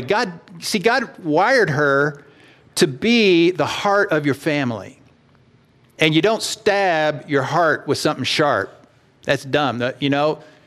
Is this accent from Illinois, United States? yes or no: no; Texas, United States; I grew up in Texas